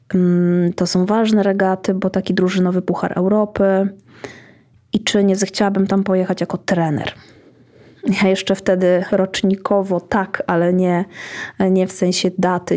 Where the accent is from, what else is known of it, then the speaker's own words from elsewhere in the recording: Iława, Warmian-Masurian Voivodeship, Poland; Urodziłam się w Iławie.